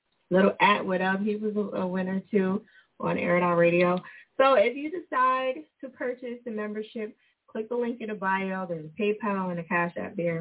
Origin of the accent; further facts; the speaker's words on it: New Jersey, United States; moved away as an adult; now in Philadelphia, United States; I am originally from Jersey. I live in Philly. I've been here 20 years